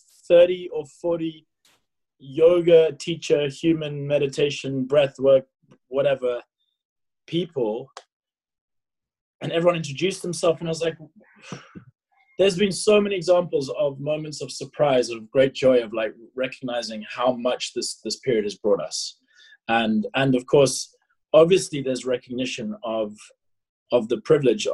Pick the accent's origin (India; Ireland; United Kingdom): United Kingdom; England; also born or lived in South Africa; I lived in England. I was born in South Africa, then moved to England when I was 4